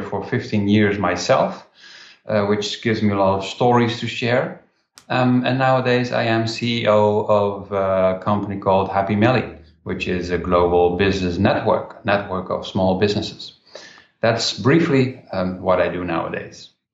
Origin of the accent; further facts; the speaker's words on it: Rotterdam, South Holland, Netherlands; my hometown in Rotterdam, in the Netherlands